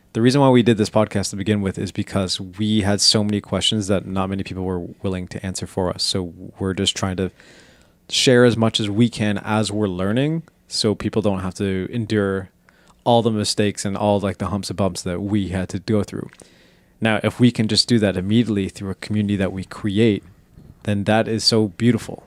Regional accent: Canada; we're Canadian.

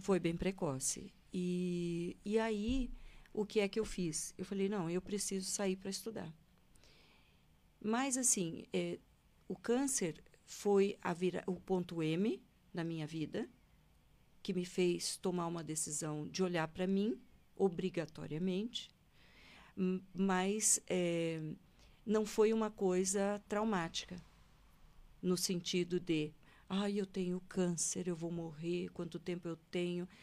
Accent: Londrina, Paraná, Brazil; nasci em Londrina, no Paraná

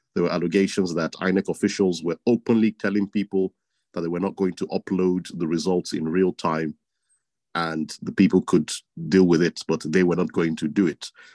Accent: Edo, Nigeria; my home state, Edo State

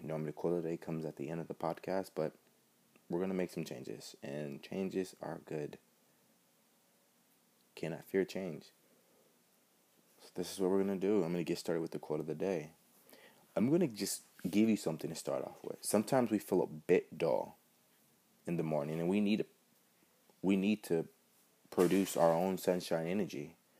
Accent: Wisconsin, United States; being born and raised in Wisconsin. Hey, in this state, this awesome state that we live in, we are extra friendly too.

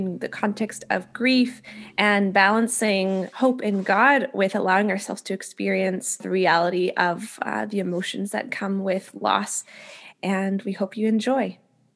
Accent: Winnipeg, Manitoba, Canada; moved away; I'm from Winnipeg originally, which is like one of the coldest and snowiest places in the world.

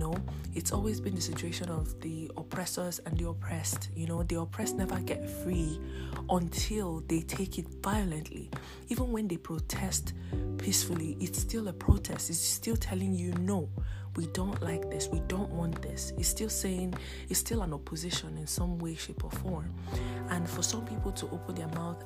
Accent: Nigeria; my home country, Nigeria

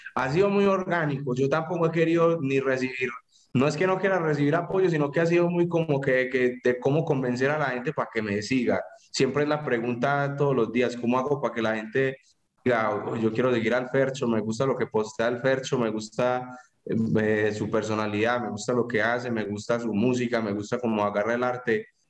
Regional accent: Paisa, Antioquia, Colombia; como buen paisa enredador

